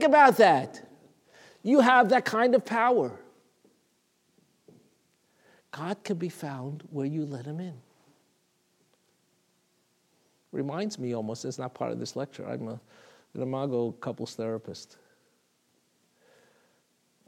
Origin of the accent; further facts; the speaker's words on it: New York City, New York, United States; I remember as a little boy in Talmud Torah, I grew up in Brooklyn.